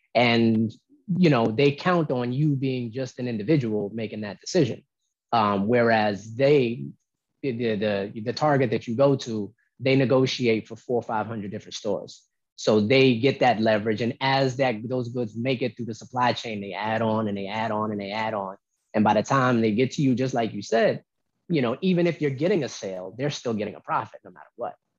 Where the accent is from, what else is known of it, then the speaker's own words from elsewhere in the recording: Albany, New York, United States; also born or lived in Oakland, California; I was born in Oakland, but I was raised in North Albany Projects